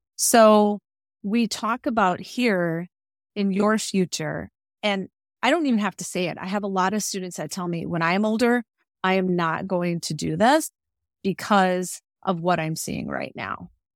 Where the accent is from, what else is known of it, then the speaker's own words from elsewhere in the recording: Cudahy, Wisconsin, United States; moved away as an adult; also born or lived in Winona, Minnesota / Rosebud Reservation, South Dakota; now in Rosebud, South Dakota, United States; I'm originally from Cudahy, Wisconsin, which is a suburb of Milwaukee